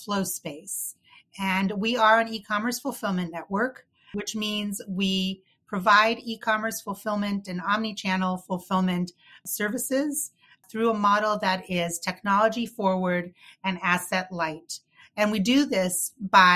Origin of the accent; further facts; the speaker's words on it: New York City, New York, United States; I grew up in New York City and I went to school there